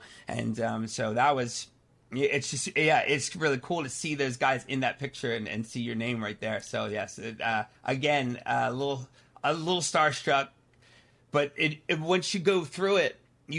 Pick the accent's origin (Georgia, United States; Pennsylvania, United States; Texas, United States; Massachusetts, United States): Pennsylvania, United States; I grew up in Pennsylvania, right outside of Philadelphia.